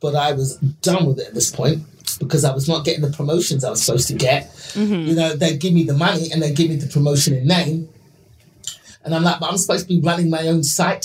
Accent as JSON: {"language": "English", "region": "London", "country": "United Kingdom", "tie": "born or raised there", "moved": "as an adult", "lives_now": "United States", "said": "being born in, raised in quite a poor area of London. I was born in the East End of London."}